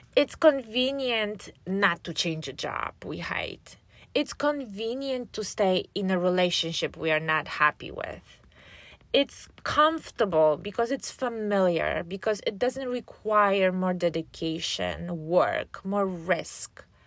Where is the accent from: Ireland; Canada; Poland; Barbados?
Poland; moved away as an adult; now in United States; I was born and raised in Poland, and after graduating from high school, I moved here. to, um, to the States where I live now.